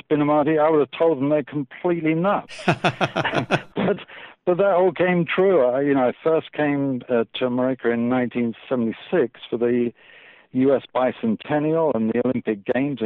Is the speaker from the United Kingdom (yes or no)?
yes; London, United Kingdom; moved away as an adult; now in California, United States; I'm British. I was born about 5 miles from Buckingham Palace